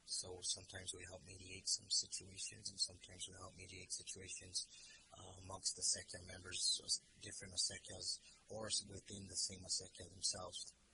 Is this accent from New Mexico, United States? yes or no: yes; Pecos, New Mexico, United States; I was raised in Pecos, New Mexico. I'm a 13th generation New Mexican.